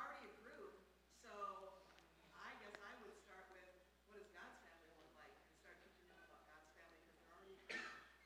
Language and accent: English; Australia; moved away as an adult; now in United States; its Australia and Oceania headquarters in my hometown